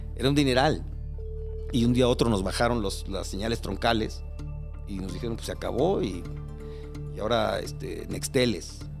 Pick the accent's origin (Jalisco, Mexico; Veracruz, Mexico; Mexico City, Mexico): Mexico City, Mexico; moved away as an adult; now in Cuernavaca, Mexico; crecí y nací en Iztapalapa, en frontera con Coyacán